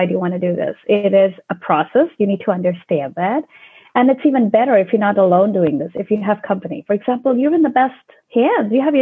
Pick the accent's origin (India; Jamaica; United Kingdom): India; moved away; So I was born in India, and growing up in India, we were always very close to nature because I belong to a very small town near the Himalayan mountains